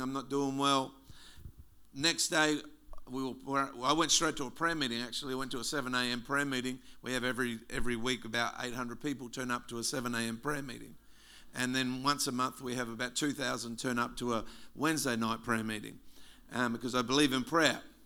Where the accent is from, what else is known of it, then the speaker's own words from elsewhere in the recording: South Australia, Australia; moved away as an adult; also born or lived in Wewak, Papua New Guinea; now in Melbourne, Australia; South Australians don't like Victorians very much. In fact, we used to have this slogan called Kick a Vic